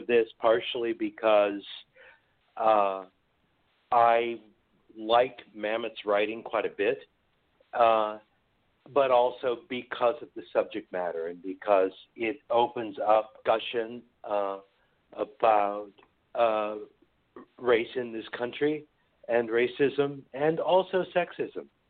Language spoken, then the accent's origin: English; San Francisco Bay Area, California, United States; I grew up here in the Bay Area